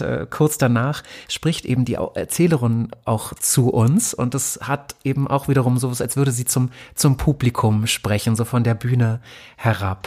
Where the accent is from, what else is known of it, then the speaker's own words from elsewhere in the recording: Germany; ich wurde in der DDR geboren